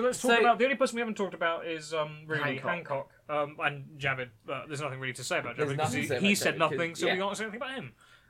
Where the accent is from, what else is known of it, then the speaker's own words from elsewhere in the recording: Welsh, Wales, United Kingdom; speaking as a Welsh person